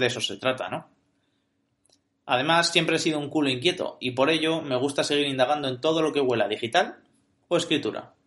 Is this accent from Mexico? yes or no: no; Logroño, La Rioja, Spain; Nacido y criado en mi Logroño natal